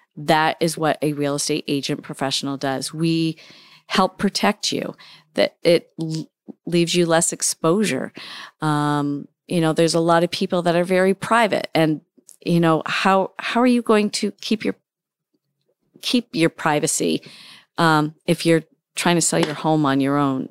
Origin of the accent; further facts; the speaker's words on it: Hampden, Maine, United States; also born or lived in Dixmont, Maine / Warren, Maine; I am a, uh, lifelong resident of the state of Maine. Um, I've lived in central Maine, um, for a few years. I grew up in Hamden